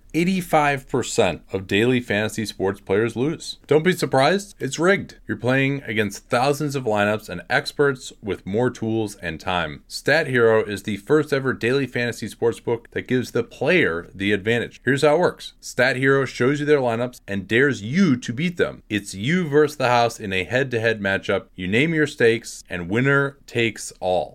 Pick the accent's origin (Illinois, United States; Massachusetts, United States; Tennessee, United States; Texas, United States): Illinois, United States; Chicago; moved away; growing up in Chicago, obviously, I, I was a Bulls fan. I didn't live in Chicago during that time